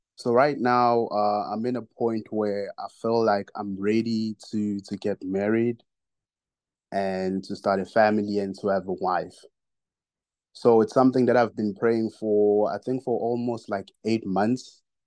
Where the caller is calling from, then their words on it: South Africa; I'm calling from South Africa.